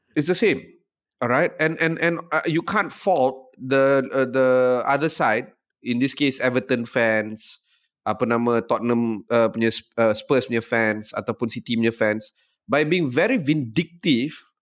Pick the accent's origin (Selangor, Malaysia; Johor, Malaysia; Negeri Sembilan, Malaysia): Johor, Malaysia; Johor Bahru; Aku ni budak Johor, aku grow uh, up tak jauh, 3 km daripada Tambak Johor, daripada Causeway